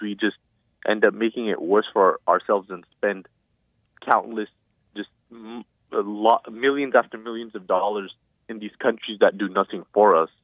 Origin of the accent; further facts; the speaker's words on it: Hawthorne, California, United States; also born or lived in Pasadena; I'm from Hawthorne